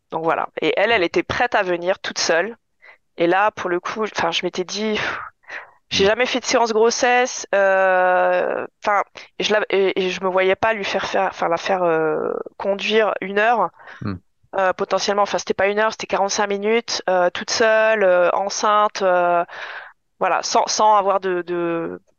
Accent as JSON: {"language": "French", "town": "Épinal", "region": "Grand Est", "country": "France", "tie": "born there", "said": "je suis née à Épinal, donc euh, vraiment"}